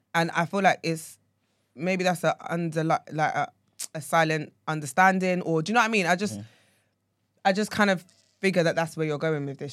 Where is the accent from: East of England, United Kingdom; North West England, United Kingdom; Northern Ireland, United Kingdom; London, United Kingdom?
East of England, United Kingdom; Essex; if you ask me where I'm from and I say Essex